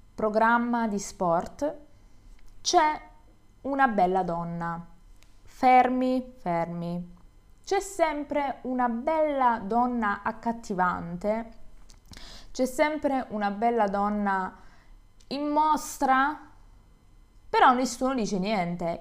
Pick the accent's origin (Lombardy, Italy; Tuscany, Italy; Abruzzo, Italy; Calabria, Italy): Calabria, Italy; Io sono del sud, sono calabrese